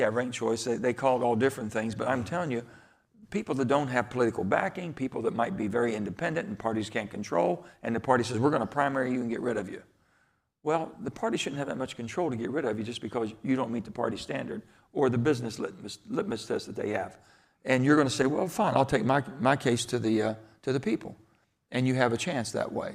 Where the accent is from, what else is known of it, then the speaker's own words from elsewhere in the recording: Farmington, West Virginia, United States; Growing up as a boy in, in the little Farmington, West Virginia, number nine, the coal mining towns